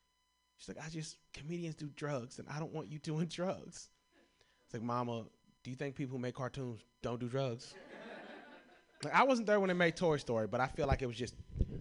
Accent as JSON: {"language": "English", "region": "Kentucky", "country": "United States", "said": "I'm from Kentucky."}